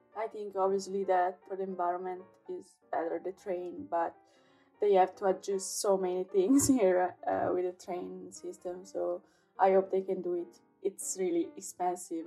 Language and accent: English; Italy; also born or lived in Venice; I'm from Italy.